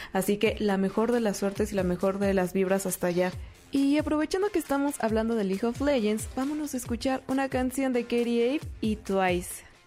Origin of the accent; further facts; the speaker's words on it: Mexico; nosotros como mexicanos y como latinoamericanos